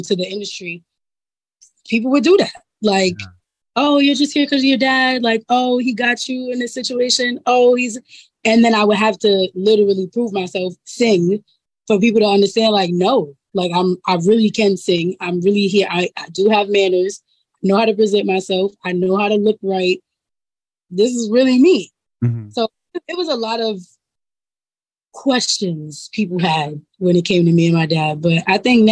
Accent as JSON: {"language": "English", "town": "New York City", "region": "New York", "country": "United States", "tie": "born or raised there", "said": "I'm growing up in Harlem. I go to school. I go to public"}